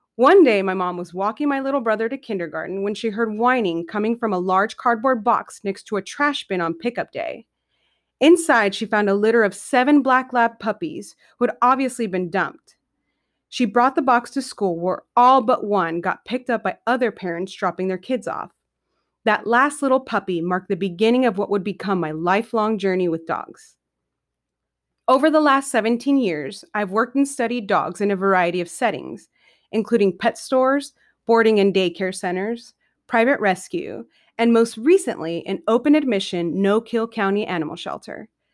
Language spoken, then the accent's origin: English; San Diego, California, United States; moved away as an adult; I'm a California native born and raised in San Diego for the first twenty-five years of my life